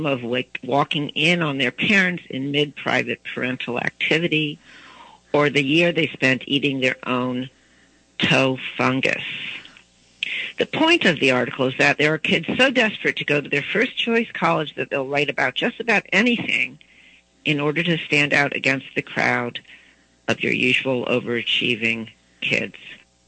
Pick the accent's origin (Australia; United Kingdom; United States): United States; East Coast; also born or lived in Baton Rouge, Louisiana; I grew up on the East Coast. My husband's from the East Coast. We had three children when we were living in Washington, D.C., but then we moved to Baton Rouge, Louisiana, which is the Deep South